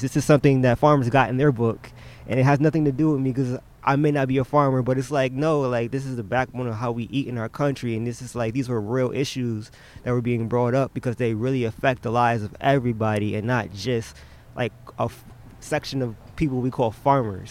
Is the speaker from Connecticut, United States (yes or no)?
yes; New Haven, Connecticut, United States; we're New Haven natives